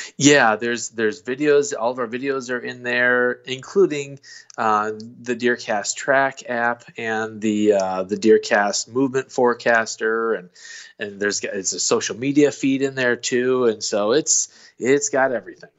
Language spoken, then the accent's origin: English; Illinois, United States; now in Missouri, United States; I grew up in Illinois